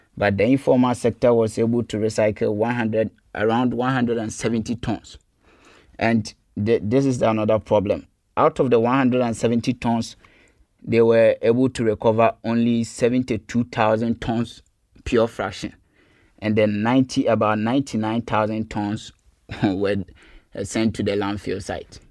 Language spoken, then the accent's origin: English; Kumasi, Ashanti, Ghana; moved away as an adult; also born or lived in Cape Coast, Ghana; now in Germany; I grew up in Kumasi in the Ashanti region of Ghana